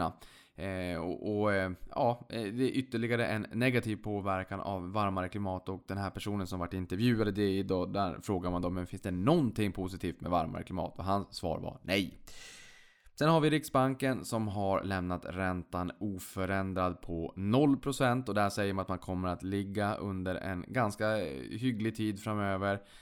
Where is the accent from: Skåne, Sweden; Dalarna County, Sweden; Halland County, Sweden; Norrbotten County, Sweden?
Norrbotten County, Sweden; Boden; jag kommer från Boden, man hade inte så mycket annat roligt för sig så att man hängde väl på låset där då